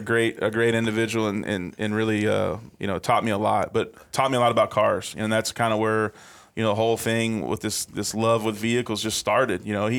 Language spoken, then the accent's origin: English; Apple Valley, California, United States; born there; Yep. I was born in Apple Valley, California. So kind of the high desert area.